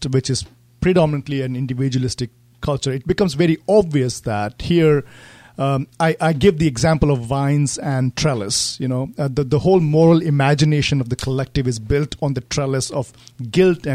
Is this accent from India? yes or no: yes; India; moved away as an adult; now in United States; growing up in India.